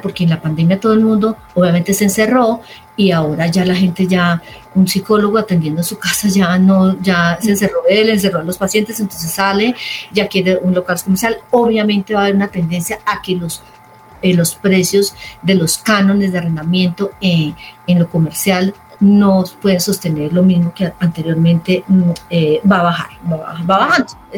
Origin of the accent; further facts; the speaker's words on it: Armenia, Quindío, Colombia; soy de Armenia